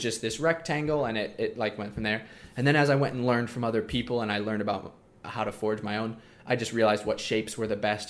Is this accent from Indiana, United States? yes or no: no; Minnesota, United States; also born or lived in Coeur d'Alene, Idaho; I live in Minnesota, and I've been homeschooled my whole life